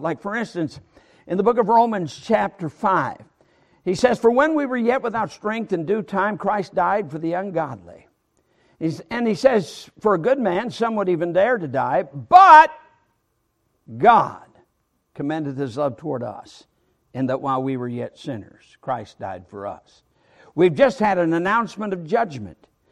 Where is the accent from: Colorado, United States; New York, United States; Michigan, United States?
Michigan, United States; moved away; also born or lived in Alabama; I'm from Michigan, and when living in Michigan